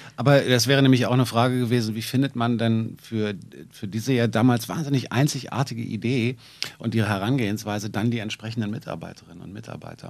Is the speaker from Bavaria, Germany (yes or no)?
no; Berlin, Germany; als Berliner